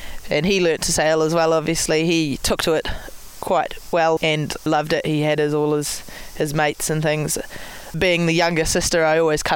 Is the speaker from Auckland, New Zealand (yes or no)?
no; Marlborough Sounds, New Zealand; I grew up in the Marlborough Sound, so it's at the very top of the South Island of New Zealand